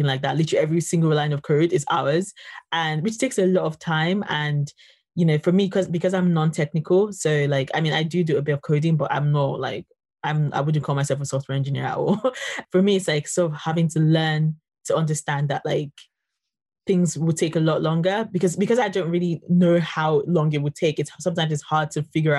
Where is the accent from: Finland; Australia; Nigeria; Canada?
Nigeria; I'm from Nigeria